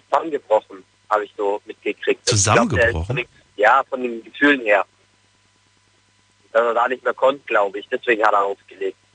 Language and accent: German; Munich, Bavaria, Germany; wie du ja schon gesagt hast, ich komme aus München